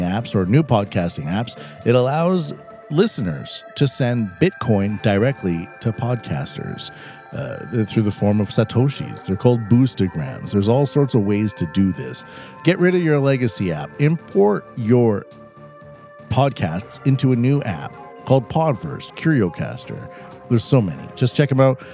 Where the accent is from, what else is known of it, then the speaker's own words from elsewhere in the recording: Canada; moved away as an adult; now in Japan; I am a Canadian in Canada right now, but I live in Japan